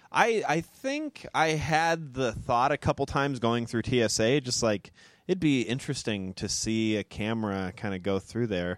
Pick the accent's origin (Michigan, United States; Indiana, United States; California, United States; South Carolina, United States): California, United States; Moreno Valley; also born or lived in Chicago; now in Los Angeles, United States; Merino Valley, my hometown